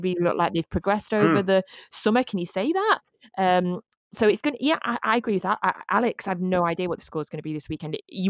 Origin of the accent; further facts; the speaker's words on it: Scotland, United Kingdom; I'm Scottish